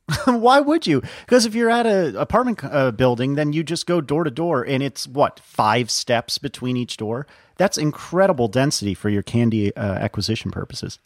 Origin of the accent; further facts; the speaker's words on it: Northeast, United States; now in Richmond, United States; I'm from the Northeast.